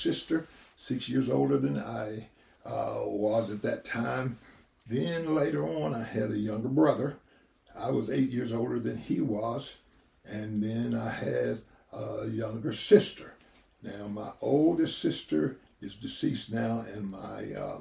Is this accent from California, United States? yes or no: no; Athens, Tennessee, United States; born or raised there; also born or lived in Birmingham, Alabama